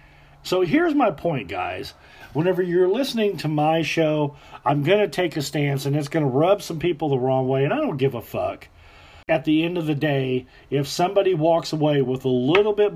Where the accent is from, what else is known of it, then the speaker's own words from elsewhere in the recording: Southern Indiana, United States; We grew up here in Southern Indiana together.